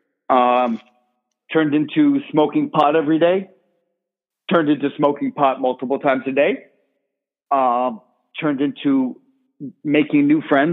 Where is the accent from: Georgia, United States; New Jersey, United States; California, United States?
New Jersey, United States; Millburn; I grew up in North Jersey, Millburn, New Jersey